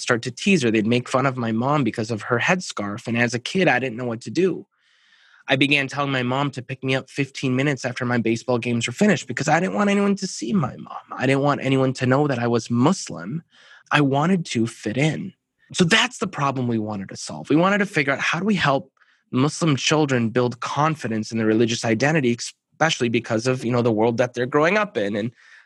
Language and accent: English; Minneapolis, Minnesota, United States; I'm from the Minneapolis, Minnesota area. So born and raised